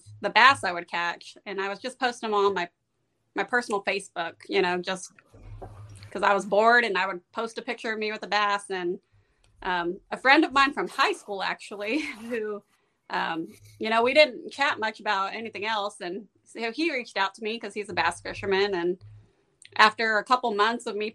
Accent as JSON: {"language": "English", "town": "San Antonio", "region": "Texas", "country": "United States", "tie": "born or raised there", "lives_now": "Austin, United States", "said": "I live in Austin, yeah. All right. I grew up in San Antonio."}